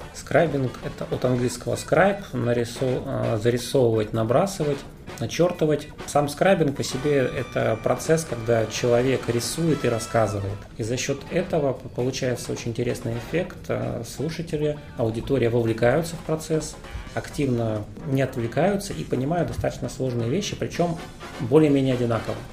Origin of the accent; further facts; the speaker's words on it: Omsk, Omsk Oblast, Russia; moved away as an adult; now in Moscow, Russia; Сам я из Омска, родился, учился